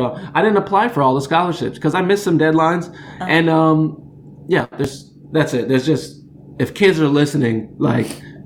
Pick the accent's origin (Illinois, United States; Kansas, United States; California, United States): Illinois, United States; Champaign-Urbana; the University of Illinois, which is in my hometown, the place I dropped out of.